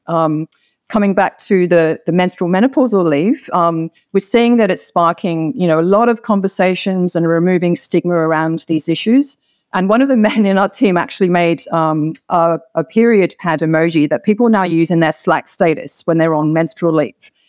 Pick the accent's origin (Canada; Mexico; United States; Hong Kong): Hong Kong; moved away as an adult; now in Sydney, Australia; I'm originally from Hong Kong, of mixed race Hong Kong Chinese and Anglo background